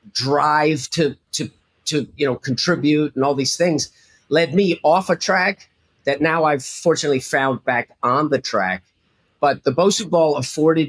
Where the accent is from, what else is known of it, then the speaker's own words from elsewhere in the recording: New Jersey, United States; I'm a kid from Jersey